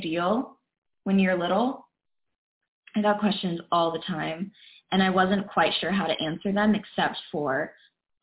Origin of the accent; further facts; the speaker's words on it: Dahlonega, Georgia, United States; also born or lived in Cleveland, Georgia; I was born in Dahlonega, Georgia, super small towns